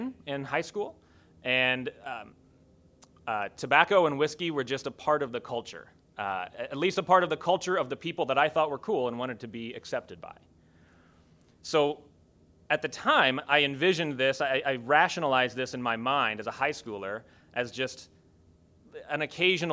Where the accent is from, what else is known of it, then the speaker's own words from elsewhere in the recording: rural area near Kokomo, Indiana, United States; When we wanted to go to the city, that meant we went into Kokomo.